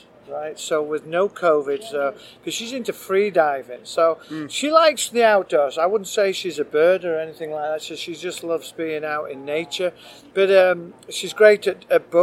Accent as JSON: {"language": "English", "region": "England", "country": "United Kingdom", "moved": "yes", "lives_now": "United States", "said": "I'm crazy English bird watcher, been in America most of my life"}